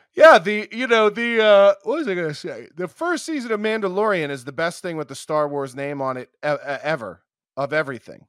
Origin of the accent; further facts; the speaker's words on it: outside of Philadelphia, Pennsylvania, United States; I grew up outside of Philly